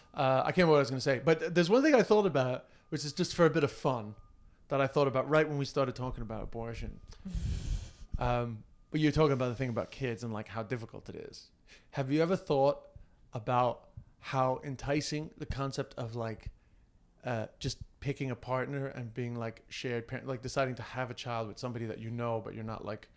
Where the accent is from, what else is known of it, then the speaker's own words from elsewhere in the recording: Ireland; But that's just because I'm Irish.